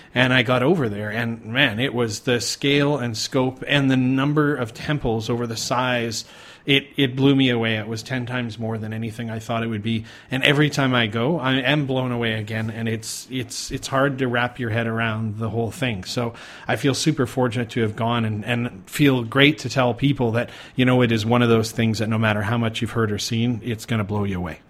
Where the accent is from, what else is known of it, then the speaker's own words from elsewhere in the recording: Calgary, Alberta, Canada; moved away as an adult; now in Thailand; I'm originally from Calgary, Canada